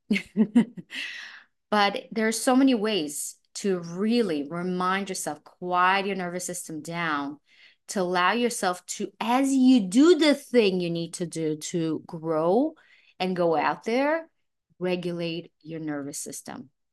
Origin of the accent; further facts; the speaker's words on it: Israel; also born or lived in Belarus; now in New York City, United States; I was born in Belarus, I was raised in Israel.